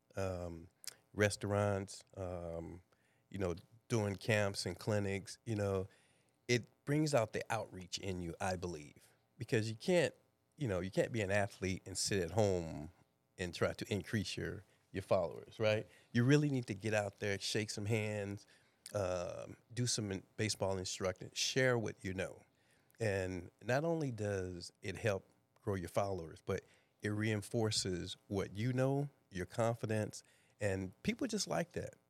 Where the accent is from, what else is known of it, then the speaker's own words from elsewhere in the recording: East St. Louis, Illinois, United States; moved away; born and raised in East St. Louis, Illinois